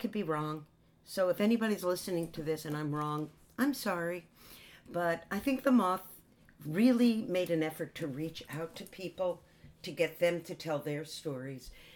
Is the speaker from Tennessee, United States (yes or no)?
no; Jersey Shore, New Jersey, United States; I'm East Coast. I grew up on the Jersey Shore